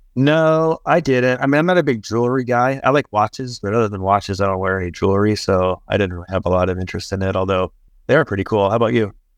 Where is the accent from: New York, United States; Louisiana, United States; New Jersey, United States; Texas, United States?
Texas, United States; I grew up in Texas